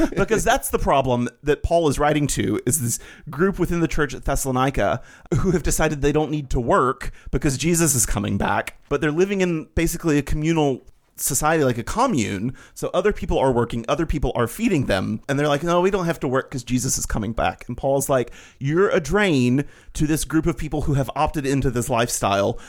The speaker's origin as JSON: {"language": "English", "region": "Alabama", "country": "United States", "tie": "born or raised there", "said": "I grew up Baptist in Alabama"}